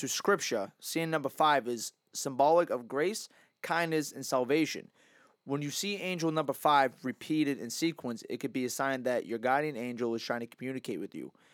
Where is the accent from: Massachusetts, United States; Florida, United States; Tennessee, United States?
Massachusetts, United States; growing up in, like, Mass